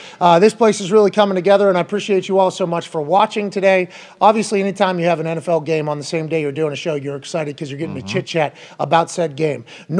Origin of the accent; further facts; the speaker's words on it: Indianapolis, Indiana, United States; I'm from Indianapolis. I live in Indianapolis. I played for the Colts.